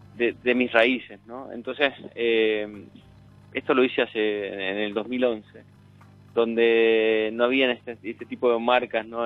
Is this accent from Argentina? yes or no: yes; Cafayate, Salta, Argentina; crecí, me crié en Echar, me crié en Cafayate